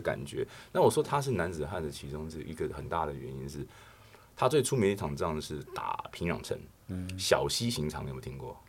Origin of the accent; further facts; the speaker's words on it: Taiwan; 对我们台湾人来讲啊